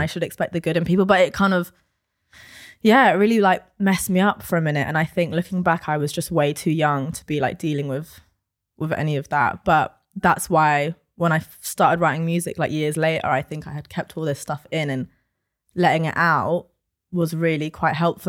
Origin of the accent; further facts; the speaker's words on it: London, United Kingdom; I am born and raised in London